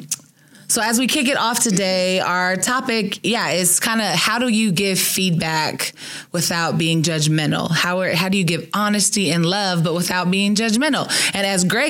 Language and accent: English; Southern California, United States; now in Tempe, United States; I'm from Southern California